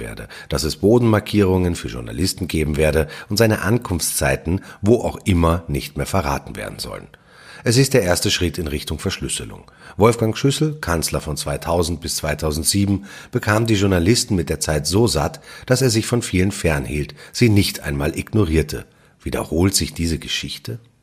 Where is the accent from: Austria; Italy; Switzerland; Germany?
Austria